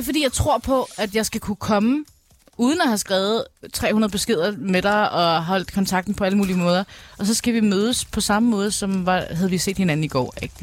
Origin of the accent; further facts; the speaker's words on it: Albertslund, Capital Region of Denmark, Denmark; jeg kommer fra Albertslund